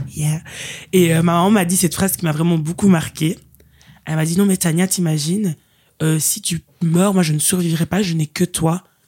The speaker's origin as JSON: {"language": "French", "town": "Liège", "region": "Wallonia", "country": "Belgium", "moved": "as an adult", "lives_now": "Brussels, Belgium", "said": "originaire de la ville de Liège, mais maintenant je dis que je suis bruxelloise"}